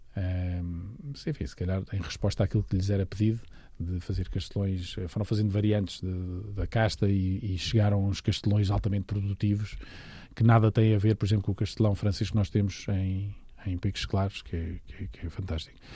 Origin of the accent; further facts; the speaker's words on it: Lisbon, Portugal; Eu sou de Lisboa, portanto estou aqui ao lado